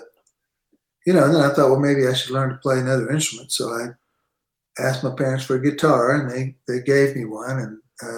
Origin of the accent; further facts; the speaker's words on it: San Antonio, Texas, United States; growing up in San Antonio, which is where I pretty much grew up